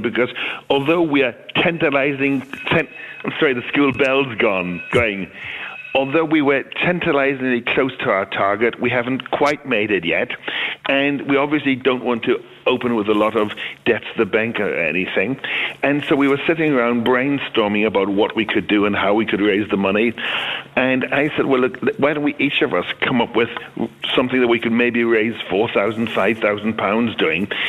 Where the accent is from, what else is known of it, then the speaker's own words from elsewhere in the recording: Belfast, Northern Ireland, United Kingdom; moved away as an adult; I was born in Belfast, and my broadcasting career in Belfast started way back in 1962